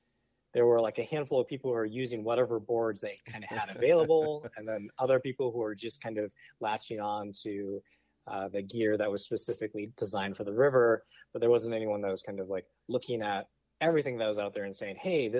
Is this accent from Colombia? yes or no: no; West Coast, United States; also born or lived in Kauai, Hawaii / California / Arizona / Oregon; So originally I'm from Kauai, born there, raised until I was six, and then kind of grew up all over the West Coast. So moved to California, Arizona, Oregon, back to Arizona.